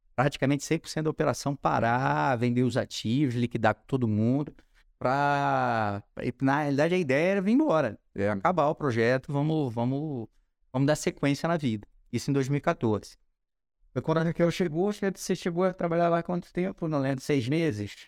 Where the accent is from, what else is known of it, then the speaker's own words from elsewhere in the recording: Rio de Janeiro, Brazil; accent: carioca; moved away as an adult; also born or lived in São Paulo / Angola; eu fui criado no Rio de Janeiro